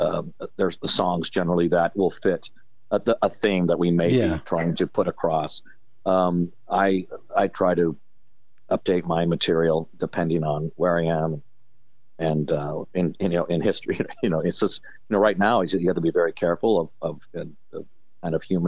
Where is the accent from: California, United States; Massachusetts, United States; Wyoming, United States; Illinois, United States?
California, United States; Pasadena; also born or lived in Los Angeles; I'm based in Los Angeles, was where I grew up in Pasadena